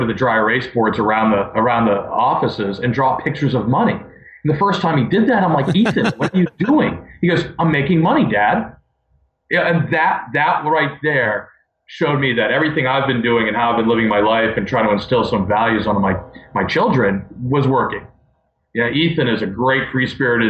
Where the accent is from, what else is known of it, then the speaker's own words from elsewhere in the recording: Maine, United States; also born or lived in Baltimore, Maryland; Moved to Maine when I was 7.